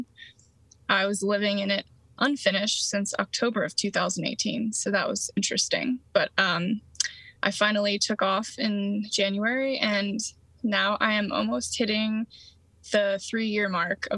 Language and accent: English; upstate New York, United States; moved away; also born or lived in Baltimore, Maryland; I am from Baltimore, Maryland, where I spent most of my adult life, originally from upstate New York